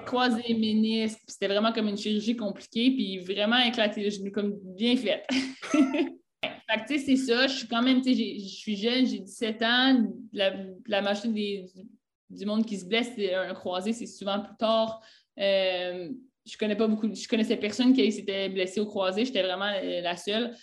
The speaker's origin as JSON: {"language": "French", "region": "Quebec", "country": "Canada", "moved": "as an adult", "lives_now": "Naples, Italy", "said": "je viens du Canada, ben, à Québec, euh, au Québec"}